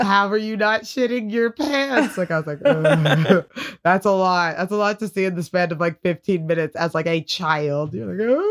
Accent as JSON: {"language": "English", "town": "Tillsonburg", "region": "Ontario", "country": "Canada", "said": "I'm from Tilsonburg, and there's, like, cows and other types of livestock."}